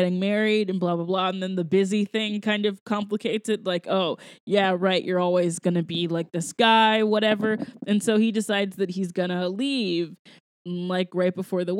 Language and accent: English; Georgia, United States; I'm from Georgia where there are horses